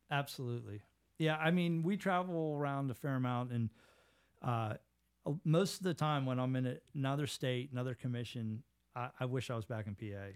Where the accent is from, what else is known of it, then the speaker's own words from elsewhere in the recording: Pittsburgh, Pennsylvania, United States; I grew up in Squirrel Hill